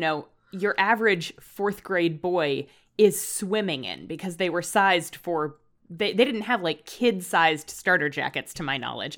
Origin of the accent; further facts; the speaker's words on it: Northern Virginia, United States; growing up in Northern Virginia